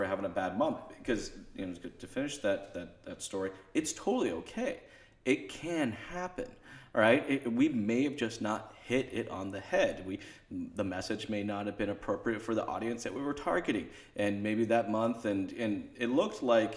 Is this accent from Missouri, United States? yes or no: no; Boise, Idaho, United States; I'm from Boise